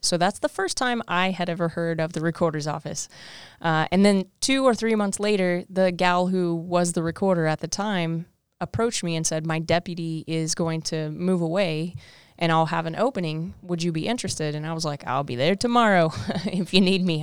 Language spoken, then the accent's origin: English; Southwest Missouri, United States; because I'm from South Missouri, uh, Southwest Missouri. So um, I wanted to get far away from home